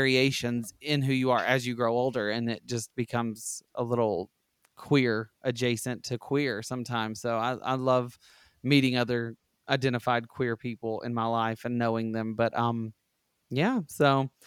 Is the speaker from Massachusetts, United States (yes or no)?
no; rural Alabama, United States; I grew up in Alabama, rural Alabama